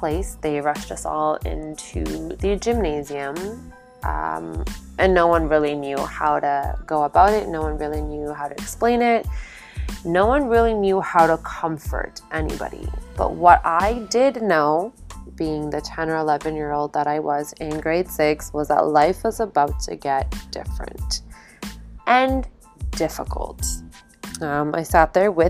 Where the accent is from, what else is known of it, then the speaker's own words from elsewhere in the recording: Calgary, Alberta, Canada; also born or lived in Toronto, Ontario; It was just my parents and I out in Calgary at a very young age. And we didn't have any family when we originally moved to Calgary.